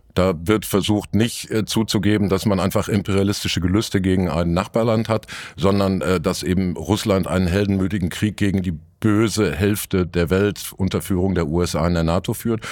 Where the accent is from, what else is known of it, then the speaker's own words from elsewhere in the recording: Dortmund, North Rhine-Westphalia, Germany; zur Schande meiner Stadt